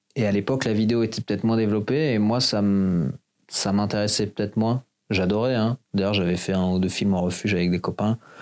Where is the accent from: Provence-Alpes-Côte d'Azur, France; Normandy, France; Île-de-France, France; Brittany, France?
Île-de-France, France; Hauts-de-Seine; moved away as an adult; je viens de la banlieue de Paris, j'ai grandi là-bas, dans le 9-2, et euh, je me suis barré de Paname dès que j'avais 18 ans